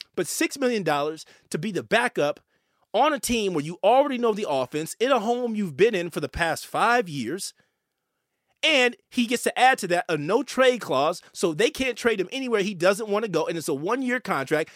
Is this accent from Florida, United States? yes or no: no; San Jose, California, United States; my hometown of San Jose